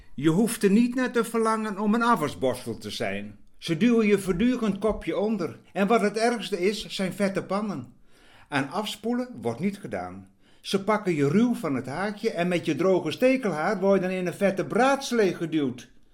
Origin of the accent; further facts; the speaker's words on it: Friesland, Netherlands; Ik ben een Fries